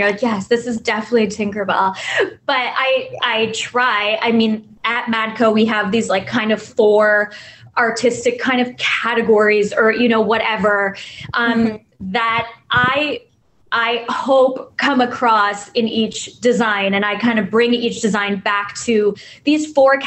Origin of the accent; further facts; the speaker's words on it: Canada; moved away as an adult; also born or lived in New York / Toronto; I'm Canadian